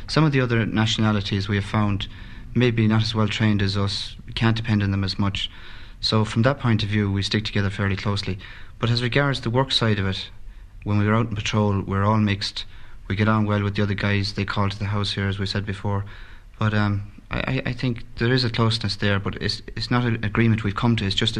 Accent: Ireland; as we're all Irish

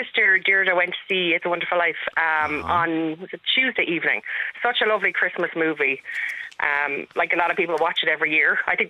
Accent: Galway, Connacht, Ireland; I'm from Salt Hill.

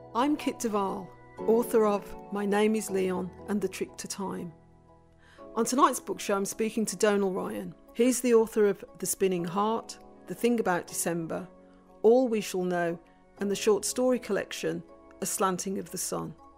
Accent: England, United Kingdom; growing up as half Irish in England, half Caribbean in England

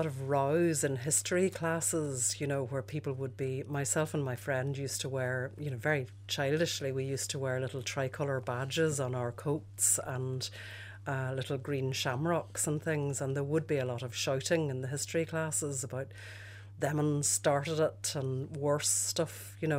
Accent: Derry, Northern Ireland, United Kingdom; Well, I fitted in with Derry. I didn't really fit in with Londonderry, which is where I was ostensibly born.

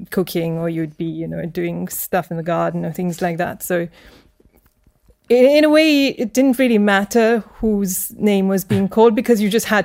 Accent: Abu Dhabi, United Arab Emirates; also born or lived in India; but I was just born there, and then we were taken straight back to Abu Dhabi at the time.

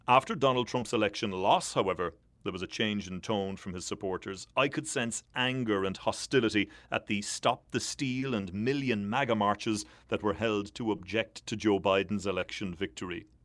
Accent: Ireland; moved away as an adult; now in Washington, D.C., United States; being Irish has certainly helped me when it comes to getting access to the corridors of power.

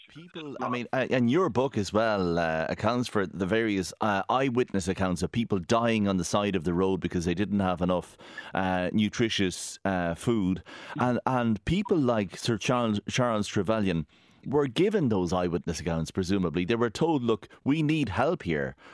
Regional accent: Galway, Connacht, Ireland; I am from Galway

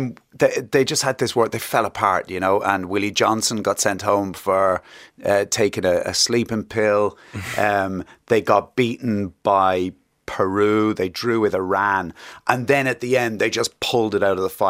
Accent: England, United Kingdom; I mean, I was born in England and I sort of grew to love football living in England. Even though, you know, my parents were Irish and we sort of lived in an Irish community

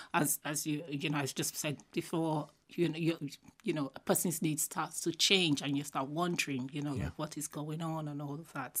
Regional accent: Enugu, Enugu State, Nigeria; moved away as an adult; now in Ireland; growing up it was a smaller town. I was born in Enugu, and that's the eastern part of Nigeria, and that's where I'm from

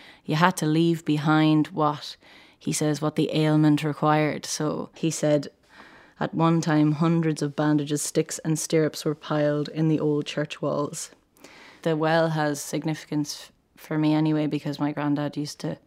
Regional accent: Kiltennel, Leinster, Ireland; I'm from Colchtonan, which is about 8 kilometres outside of Burris at the foot of Mount Leinster

